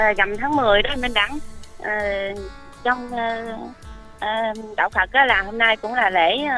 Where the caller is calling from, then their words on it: Đồng Nai, Vietnam; ở thì em à, đang ở đồng nai